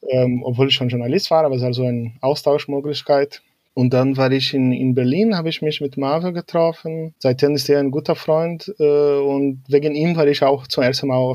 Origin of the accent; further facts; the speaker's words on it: Porto Alegre, Rio Grande do Sul, Brazil; Genau, ich komme aus Porto Alegre. Es ist äh, die letzte Hauptstadt im Süden. Also fast